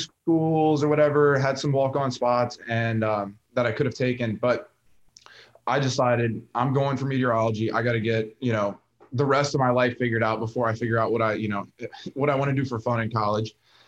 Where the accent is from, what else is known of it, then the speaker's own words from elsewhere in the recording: New Orleans area, Louisiana, United States; I'm from the New Orleans area. So not exactly New Orleans, but just north of the lake.